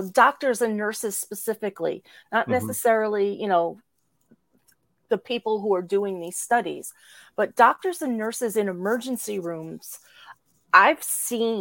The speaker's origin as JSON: {"language": "English", "region": "New Jersey", "country": "United States", "tie": "born or raised there", "said": "I was born and raised in New Jersey"}